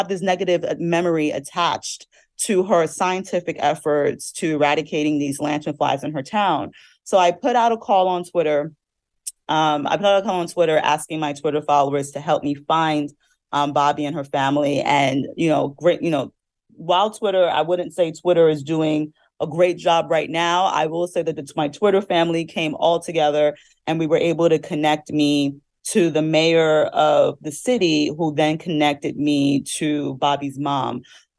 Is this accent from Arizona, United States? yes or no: no; New Jersey, United States; You know, I'm from New Jersey and I saw those lanternflies and I was terrified of them.